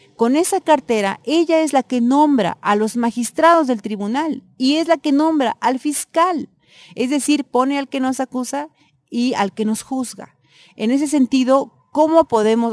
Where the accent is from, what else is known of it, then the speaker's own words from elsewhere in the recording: Eloxochitlán de Flores Magón, Oaxaca, Mexico; mi pueblo